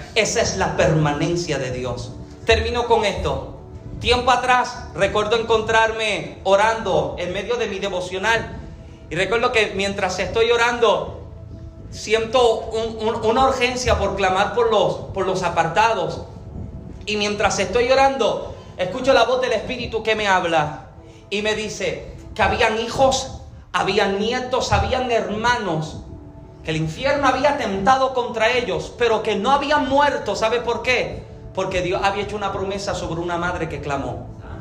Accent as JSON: {"language": "Spanish", "country": "Puerto Rico", "said": "yo, soy boricua"}